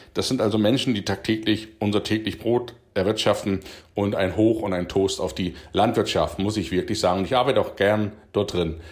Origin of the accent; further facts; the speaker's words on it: Coswig, Saxony-Anhalt, Germany; moved away as an adult; Ich komme ja aus Koswig, Landkreis Wittenberg